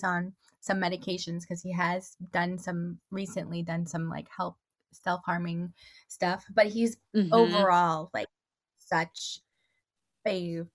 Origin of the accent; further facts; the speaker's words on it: Toronto, Ontario, Canada; now in Arizona, United States; I grew up in Toronto, Canada. I live in Arizona now